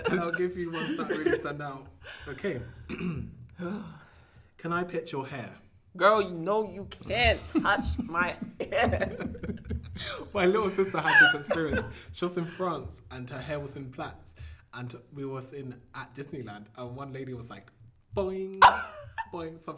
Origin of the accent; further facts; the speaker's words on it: Ghana; Yeah, I'm Ghanaian, I'm blessed.